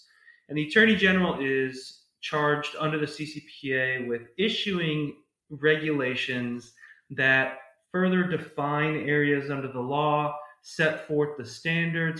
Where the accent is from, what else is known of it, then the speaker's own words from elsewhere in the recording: New York, United States; moved away; also born or lived in California / Austin, Texas / San Diego, California; I'm originally from New York and then moved out to California for a bit and then went to undergraduate school and a bit of graduate school in Texas